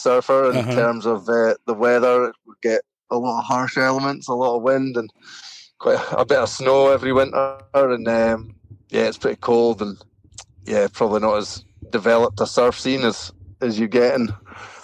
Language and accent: English; Moray Firth coast of Scotland, United Kingdom; now in Thurso, United Kingdom; I grew up like on the Murray Firth coast of Scotland, so like down kind of along the coast from east of Inverness